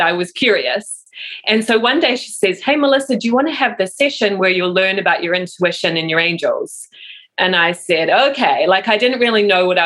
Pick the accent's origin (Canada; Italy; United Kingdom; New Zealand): New Zealand; moved away; I am from New Zealand originally